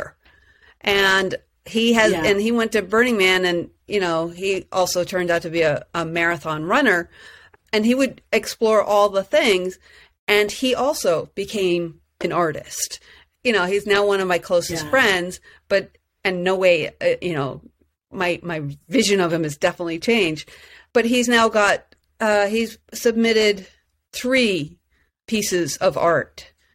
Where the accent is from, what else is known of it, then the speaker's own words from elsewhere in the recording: New York, United States; I was from New York